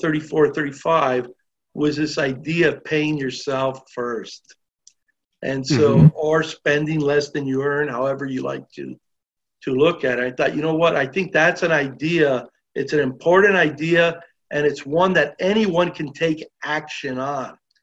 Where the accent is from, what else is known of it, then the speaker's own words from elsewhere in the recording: Los Angeles, California, United States; I was born and raised in Los Angeles